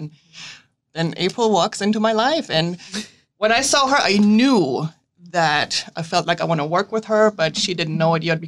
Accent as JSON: {"language": "English", "country": "Germany", "tie": "born or raised there", "moved": "yes", "lives_now": "United States", "said": "I was born and raised in Germany"}